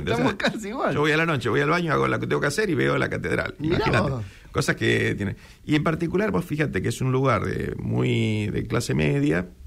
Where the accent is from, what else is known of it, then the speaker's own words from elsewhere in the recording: San Isidro, Buenos Aires Province, Argentina; Somos del Bajo, somos del Bajo.